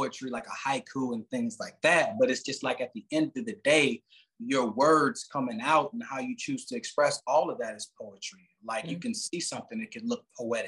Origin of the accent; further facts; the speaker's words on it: Chicago, Illinois, United States; now in Phoenix, United States; I'm from Chicago, but I'm living currently in Phoenix.